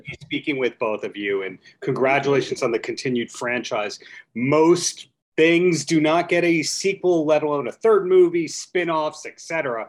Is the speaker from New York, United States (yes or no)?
yes; Long Island, New York, United States; I grew up on Long Island, hated it. Wound up coming back to this wonderful beach town called Long Beach